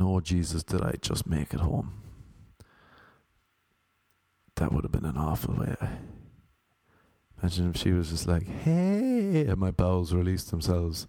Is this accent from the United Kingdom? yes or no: no; Ireland; now in United States; I'm from Ireland